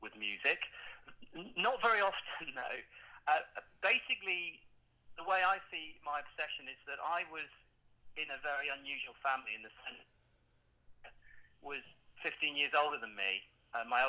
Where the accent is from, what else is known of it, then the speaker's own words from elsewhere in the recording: around Bristol, South West England, United Kingdom; also born or lived in London; now in Australia; I was born in North London, but I spent most of my time living in the southwest of England.